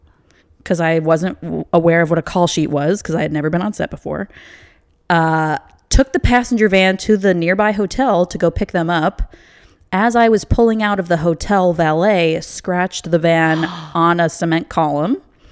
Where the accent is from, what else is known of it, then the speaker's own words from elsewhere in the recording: Naperville, Illinois, United States; moved away as an adult; now in Los Angeles, United States; Yes, I am from Illinois. I grew up in Naperville, which is a western suburb of Chicago. I went to college in the city